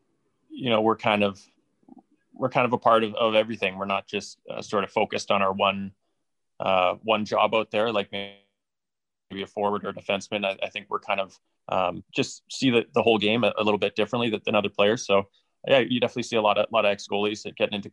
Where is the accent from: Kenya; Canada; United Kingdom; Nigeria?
Canada; North Vancouver, British Columbia; I was born and raised in North Vancouver, BC